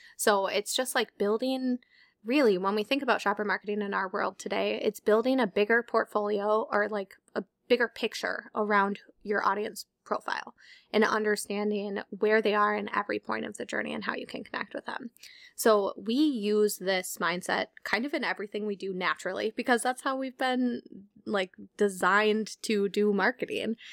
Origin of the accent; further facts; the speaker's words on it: Minnesota, United States; we're from Minnesota